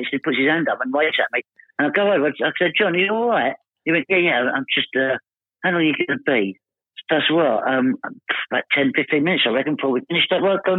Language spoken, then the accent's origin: English; Essex, East of England, United Kingdom; I come from Essex